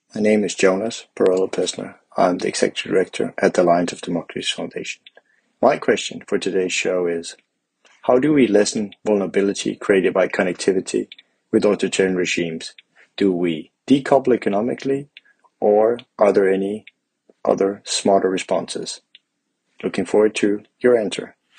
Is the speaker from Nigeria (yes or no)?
yes; Nigeria; moved away as an adult; also born or lived in Europe; now in Lisbon, Portugal; I am a Nigerian who has lived in Europe for over four years